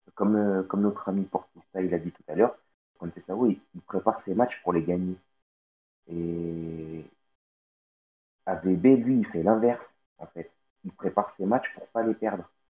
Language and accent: French; Portugal; en tant que Portugais